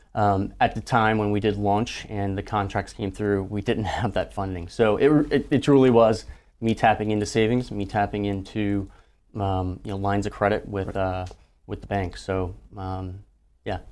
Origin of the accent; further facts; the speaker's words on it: Louisiana, United States; growing up in Louisiana, I didn't, I didn't grow up in a military family